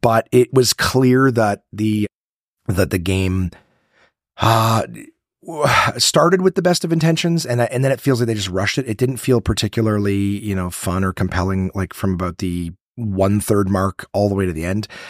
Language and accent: English; Ottawa, Ontario, Canada; here in my hometown of Ottawa